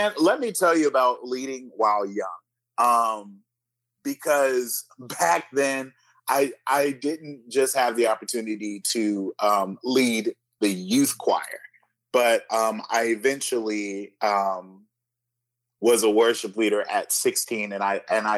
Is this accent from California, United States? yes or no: yes; California, United States; I was raised in California